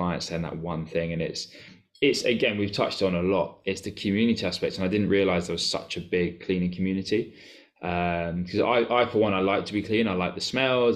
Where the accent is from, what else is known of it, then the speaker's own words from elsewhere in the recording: Cambridge, East of England, United Kingdom; I'm from Cambridge.